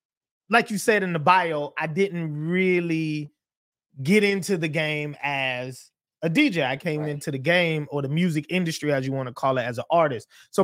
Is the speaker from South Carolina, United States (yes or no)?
yes; Charleston, South Carolina, United States; So they just used to call me …, because I'm from Charleston, South Carolina.